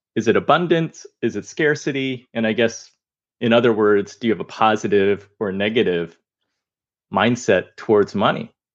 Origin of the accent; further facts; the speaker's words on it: United States; I'm Chinese American.